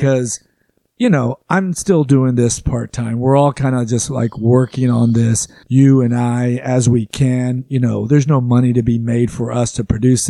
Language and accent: English; Arlington, Texas, United States; I grew up in Arlington